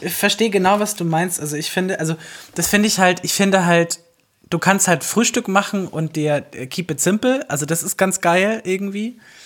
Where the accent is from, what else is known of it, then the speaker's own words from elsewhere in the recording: the South, Southern Germany, Germany; now in Berlin, Germany; ich komme halt aus dem Süden